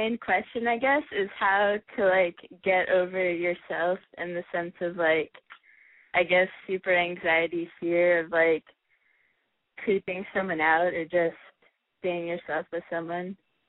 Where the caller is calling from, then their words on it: Portland, Oregon, United States; I'm 21, and I'm calling from Portland.